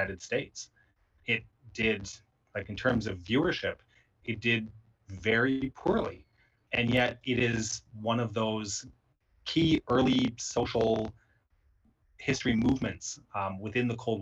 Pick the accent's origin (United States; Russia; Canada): Canada; myself as a Canadian